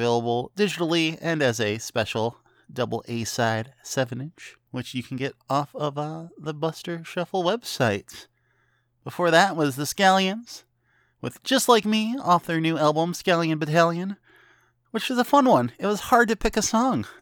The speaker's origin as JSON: {"language": "English", "region": "northern Illinois", "country": "United States", "tie": "born or raised there", "moved": "yes", "said": "my hometown in northern Illinois"}